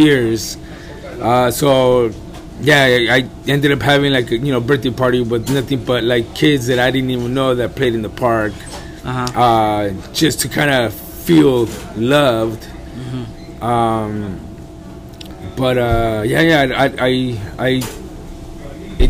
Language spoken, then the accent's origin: English; León, Guanajuato, Mexico; also born or lived in Lake View Terrace, Los Angeles, California; now in Los Angeles, United States; I grew up in León, Guanajuato. That's where I spent, you know, some of my younger years